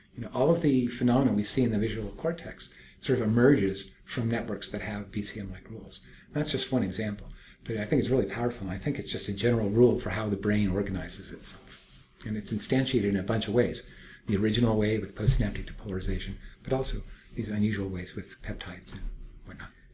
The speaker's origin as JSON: {"language": "English", "town": "Berkeley", "region": "California", "country": "United States", "said": "I'm from Berkeley"}